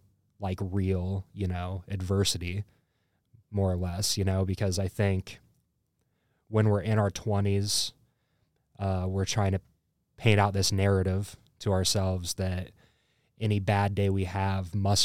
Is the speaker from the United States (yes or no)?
yes; Burlington, United States; also born or lived in Bloomington, Illinois; now in Quad Cities, United States; I am originally from, I'll say, Burlington. I moved around a lot as a kid, but I kind of grew up in Burlington. And then I moved here from Bloomington, Illinois.